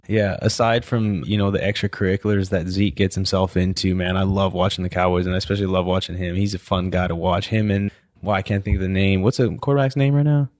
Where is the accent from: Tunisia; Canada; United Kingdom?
Canada; moved away as an adult; also born or lived in Pittsburgh / Louisiana; I'm from Canada